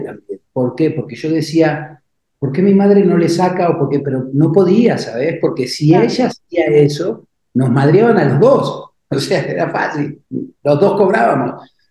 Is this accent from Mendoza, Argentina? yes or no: no; Buenos Aires, Argentina; moved away as an adult; also born or lived in Uruguay; now in Mexico; yo nací en Uruguay, yo vivía en Buenos Aires, mi madre vivía en Buenos Aires, enferma mi abuelita, me fui hasta el Uruguay.